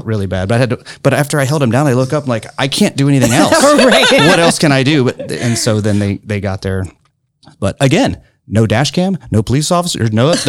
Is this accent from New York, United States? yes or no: no; Grant County, Indiana, United States; also born or lived in Chicago; I was born and raised here in Grant County. Went to Francis Slocum, McCullough, and the high school. And born and raised here.